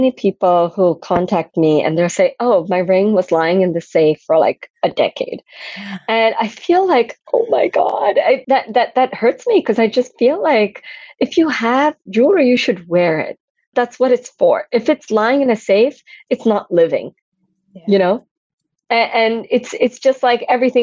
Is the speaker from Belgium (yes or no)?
yes; Antwerp, Flanders, Belgium; I grew up in Belgium, Antwerp, center of the diamond world.